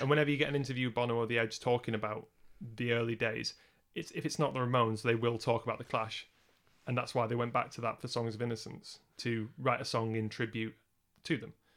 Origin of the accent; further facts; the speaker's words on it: Lancashire, North West England, United Kingdom; we're both from Lancashire